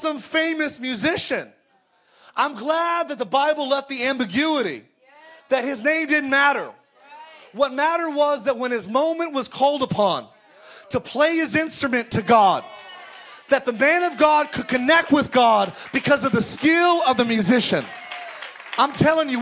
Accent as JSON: {"language": "English", "region": "California", "country": "United States", "tie": "born or raised there", "said": "I grew up in California"}